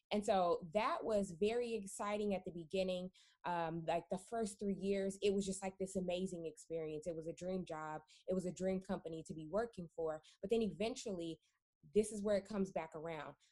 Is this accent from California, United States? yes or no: yes; California, United States; my personal background is that I am from California um, born and born and raised